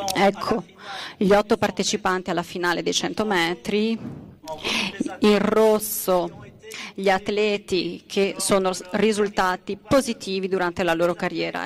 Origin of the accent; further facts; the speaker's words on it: Belgium; io che sono belga